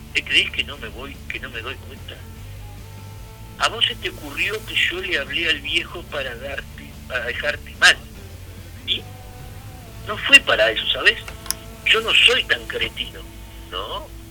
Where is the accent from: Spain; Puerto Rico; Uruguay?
Uruguay; cómo somos los uruguayos